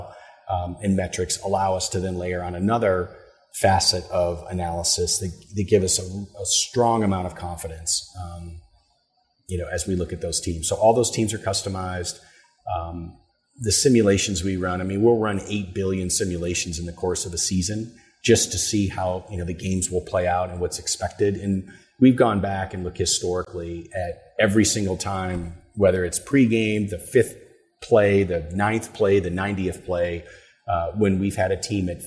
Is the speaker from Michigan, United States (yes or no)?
yes; Michigan, United States; also born or lived in Houston, Texas; now in Louisville, United States; I'm from Michigan.